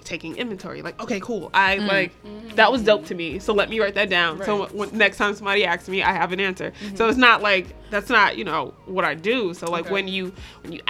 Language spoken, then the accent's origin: English; New York, United States; I grew up in New York